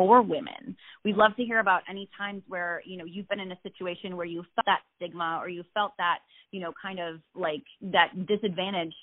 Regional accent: Midwest, United States; moved away; I'm from the Midwest

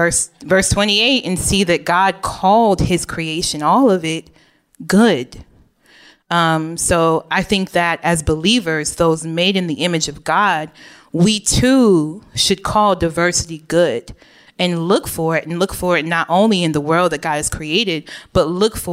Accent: Oak Park, Illinois, United States; also born or lived in Chicago, Illinois; I lived for most of my upbringing in Oak Park, Illinois, which is a very diverse suburb of the West Chicago

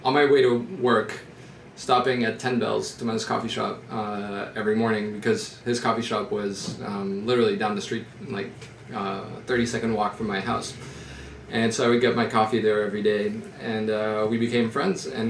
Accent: Paris, Île-de-France, France; moved away as an adult; also born or lived in United States / London; I was just born in the U.S., and then my parents flew home, and I grew up in Paris.

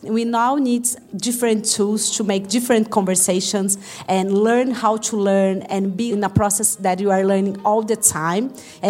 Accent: Brazil; I'm from Brazil

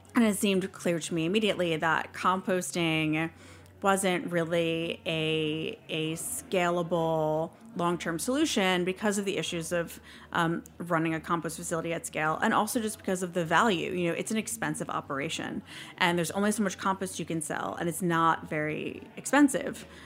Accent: New York City, New York, United States; I'm from New York, and I grew up near what used to be the biggest landfill in the world that was New York's primary landfill

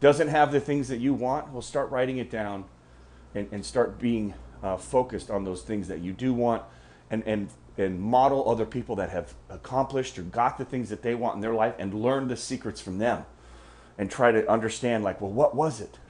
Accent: United States; I'm American and I've spent most of my life here in the U.S.

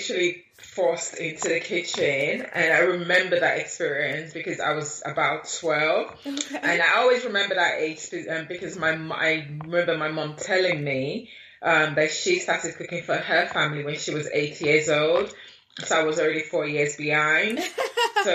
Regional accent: London, United Kingdom; also born or lived in Nigeria / Lagos, Nigeria; I was born right here in London, in Camden, North London. But my mom took me to Nigeria as a baby. So I lived in Nigeria for the first 9 years of my life before I then came back to London, where I finished my secondary school

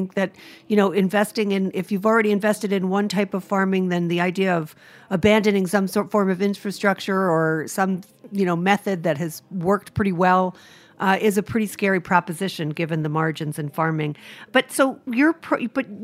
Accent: Rhode Island, United States; now in New York, United States; I'm from Rhode Island

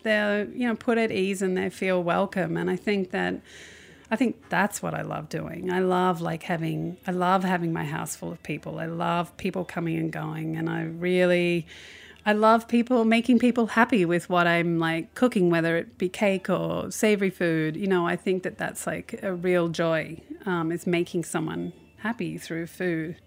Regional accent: Australia; moved away; as an Australian

